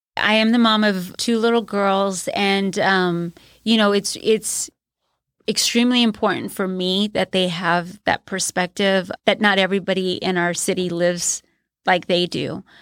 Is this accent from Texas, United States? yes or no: yes; San Antonio, Texas, United States; Growing up in San Antonio